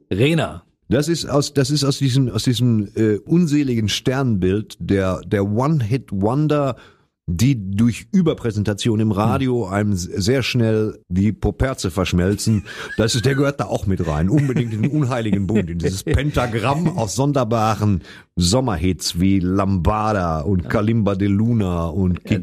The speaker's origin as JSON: {"language": "German", "region": "East Germany", "country": "Germany", "said": "Ich bin ja aus dem Osten."}